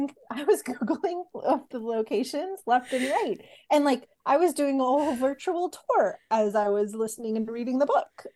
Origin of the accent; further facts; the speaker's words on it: San Diego, California, United States; I grew up in San Diego.